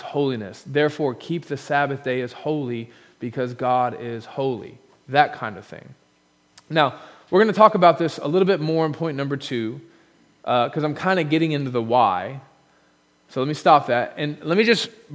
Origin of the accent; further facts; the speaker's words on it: United States; Being an American